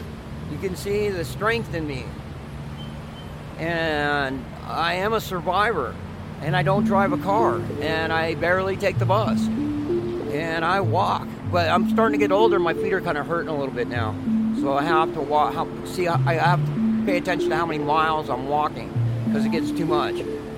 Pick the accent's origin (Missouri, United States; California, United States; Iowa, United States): California, United States; Los Angeles; now in Reno, United States; I just don't know what the magnet is because I came from Los Angeles to the lake.